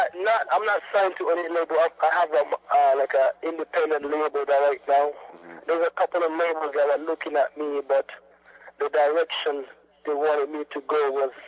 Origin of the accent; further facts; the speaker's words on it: Nairobi, Kenya; moved away; also born or lived in Sudan; I was born in Sudan, and due to the war, my family moved to Kenya